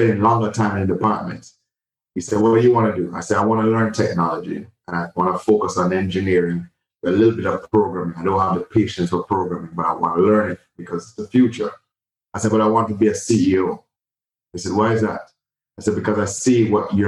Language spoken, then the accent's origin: English; Jamaica; moved away as an adult; also born or lived in New York; Born and raised in Jamaica